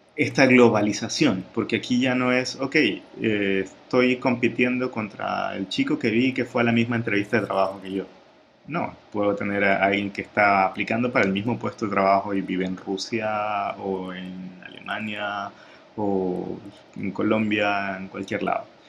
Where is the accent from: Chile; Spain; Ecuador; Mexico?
Ecuador; la experiencia de, Ecuador, que es de donde yo soy